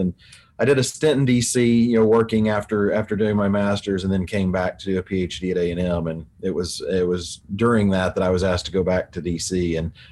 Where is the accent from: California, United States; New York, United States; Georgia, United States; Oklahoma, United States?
Oklahoma, United States; southwestern; moved away as an adult; also born or lived in Texas / Washington D.C.; I did grow up on a farm and ranch in southwestern Oklahoma